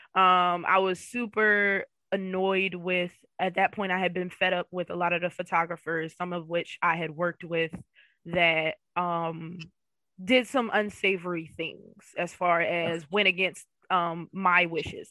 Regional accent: Philadelphia, Pennsylvania, United States; moved away as an adult; now in Florida, United States; I'm from the Philadelphia area. Um, West Philly born and raised

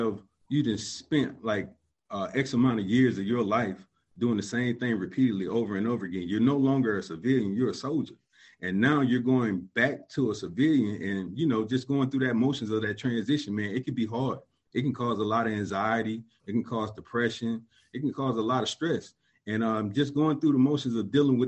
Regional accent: Columbus, Georgia, United States; moved away; I'm originally from Columbus, Georgia. I grew up in a single-parent home

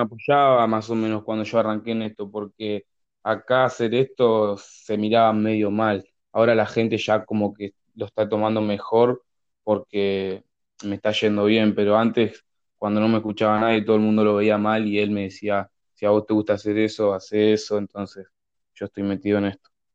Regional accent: Berazategui, Buenos Aires Province, Argentina; Yo soy de Buenos Aires, una ciudad llamada Verazatei, en el sur de Buenos Aires

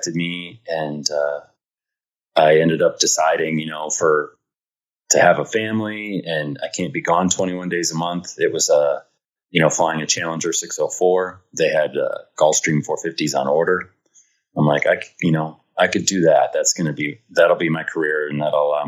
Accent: Michigan, United States; also born or lived in Kansas

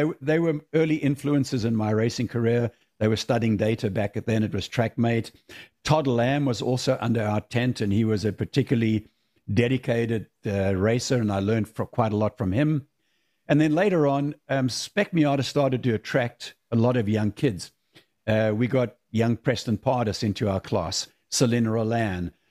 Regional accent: South Africa; moved away as an adult; I grew up in South Africa

